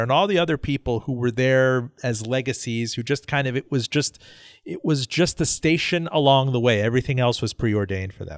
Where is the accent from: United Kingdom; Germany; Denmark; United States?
United States; Miami, Florida; born or raised there